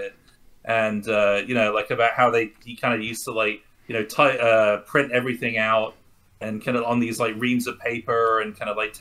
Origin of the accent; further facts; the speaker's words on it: United Kingdom; As a British person